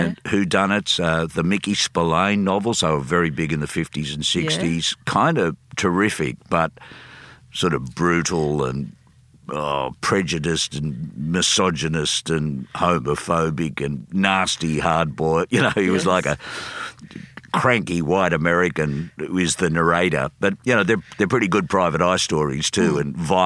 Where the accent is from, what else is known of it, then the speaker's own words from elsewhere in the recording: Sydney, New South Wales, Australia; I am a Sydney person. I grew up in Maroubra, in Sydney